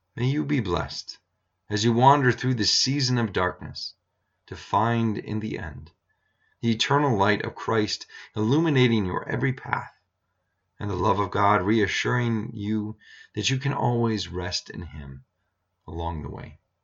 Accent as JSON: {"language": "English", "region": "Iowa", "country": "United States", "tie": "born or raised there", "moved": "yes", "lives_now": "Montana, United States", "said": "having several overcast days growing up in Iowa"}